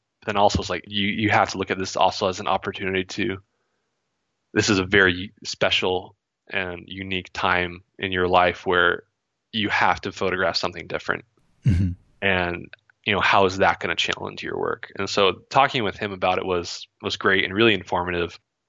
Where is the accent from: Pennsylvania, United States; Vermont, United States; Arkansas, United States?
Vermont, United States; also born or lived in California / Ohio; So growing up in Vermont, that was my early childhood, and we had a house back there that, because we always thought we would move back fairly soon, we rented it out.